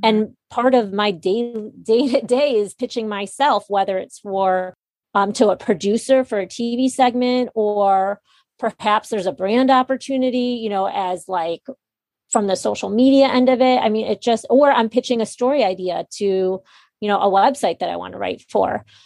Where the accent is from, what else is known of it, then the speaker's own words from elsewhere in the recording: Chicago, Illinois, United States; moved away as an adult; also born or lived in New York City; I'm from Chicago and moved back to Chicago